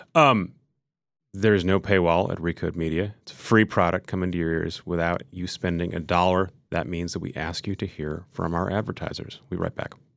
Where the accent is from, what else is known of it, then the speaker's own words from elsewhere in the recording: Minnesota, United States; now in New York, United States; I grew up in Minnesota